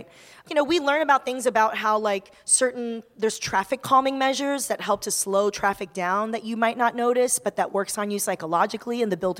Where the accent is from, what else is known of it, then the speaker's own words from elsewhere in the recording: Taiwan; moved away; I was born in Taiwan